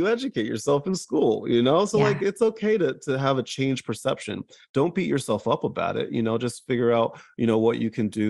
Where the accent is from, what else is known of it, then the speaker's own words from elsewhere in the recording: New Jersey, United States; accent: New Jersey; my Jersey comes out. Like, because I grew up in Jersey, my New Jersey will come out if I'm not paying attention.